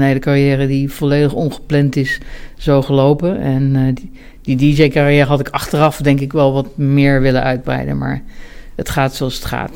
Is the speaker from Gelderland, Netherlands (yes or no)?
yes; Ede, Gelderland, Netherlands; also born or lived in Bennekom; ik ben opgegroeid in Ede, op de Veluwe